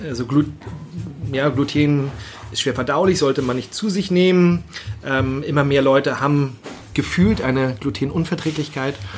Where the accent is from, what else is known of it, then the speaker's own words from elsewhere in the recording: Northern Germany, Germany; ich bin Norddeutscher